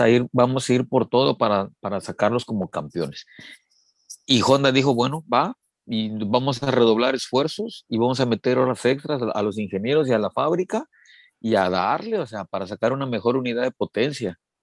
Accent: Mexico; somos más mexicanos

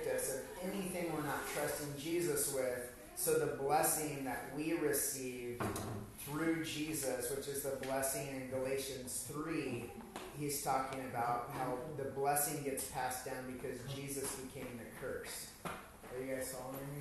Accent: Hungary; Growing up in Hungary

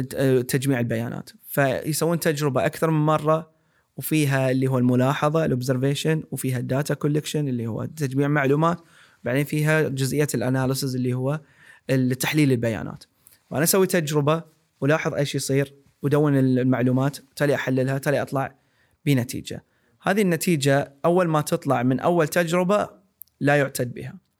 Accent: Saudi Arabia; كسعوديين وكناس المنطقه

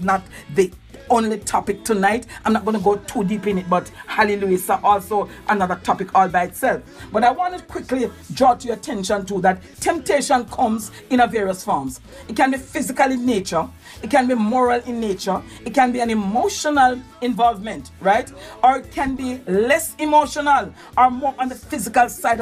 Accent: Jamaica; we give out a sound as Jamaican

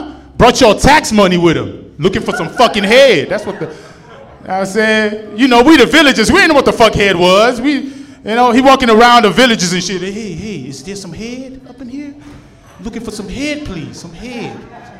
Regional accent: Nigeria; born there; I was born in Nigeria.

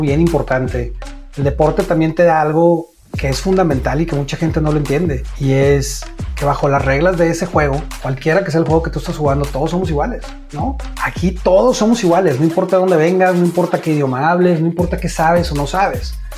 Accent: Monterrey, Nuevo León, Mexico; now in United States; from Monterrey, Mexico

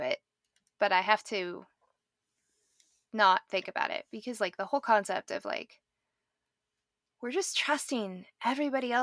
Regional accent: Nebraska, United States; now in Colorado, United States; I'm from Nebraska, so we don't have mountains or anything

